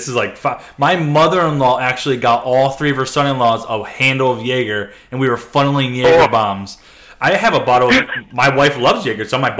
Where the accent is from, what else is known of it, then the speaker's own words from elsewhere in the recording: Western Massachusetts, United States; We are from New England.